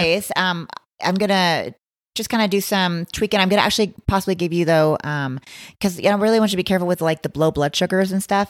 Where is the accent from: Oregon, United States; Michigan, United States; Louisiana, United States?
Oregon, United States; Blue River; moved away; I'm from a little town called Blue River, Oregon